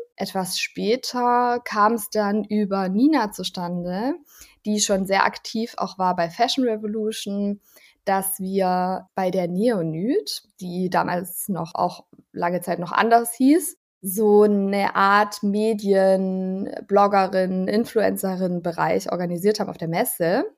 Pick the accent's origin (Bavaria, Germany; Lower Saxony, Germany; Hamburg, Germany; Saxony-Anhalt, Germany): Bavaria, Germany; Allgäu; moved away as an adult; also born or lived in Ulm; now in Berlin, Germany; dem Allgäu, was meine Heimat ist